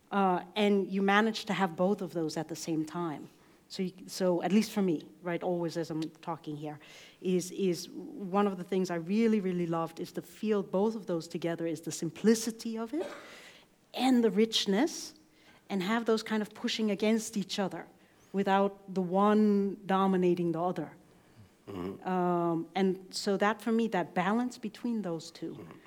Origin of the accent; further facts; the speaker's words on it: United States; I grew up gay in America